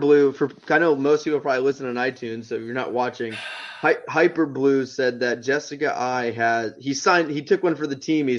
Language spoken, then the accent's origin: English; Georgia, United States; I'm from Georgia, kind of.